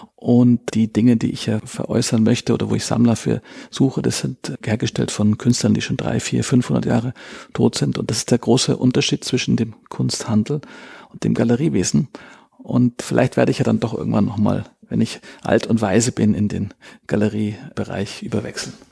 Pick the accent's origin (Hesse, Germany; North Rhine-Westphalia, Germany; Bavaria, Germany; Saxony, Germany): Bavaria, Germany; Munich; Geborener Münchner, was auch doch wirklich selten ist. Bin in einem sehr kunstaffinen Haus groß geworden